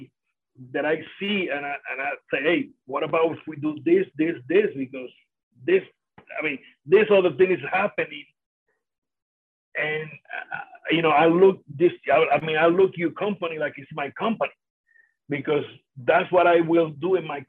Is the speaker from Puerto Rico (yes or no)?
yes; Vega Alta, Puerto Rico; first language Spanish; English is a second language; that's my hometown, in where I born, in where I went to the schools